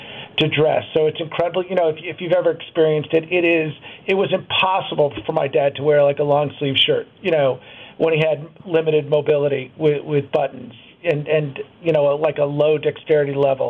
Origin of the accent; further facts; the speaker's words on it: New York, United States; now in Milwaukee, United States; I grew up in New York